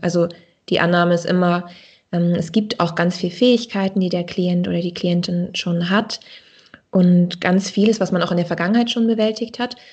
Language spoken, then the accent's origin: German; Dithmarschen, Schleswig-Holstein, Germany; also born or lived in Baden-Württemberg; now in Kiel, Germany; ich bin in Dithmarschen aufgewachsen an der Nordsee